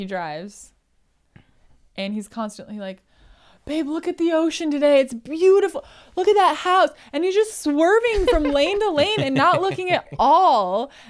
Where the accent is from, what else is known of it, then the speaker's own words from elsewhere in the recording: Marshfield, Wisconsin, United States; So I thought we could chat about the contrast because you did come back to my hometown.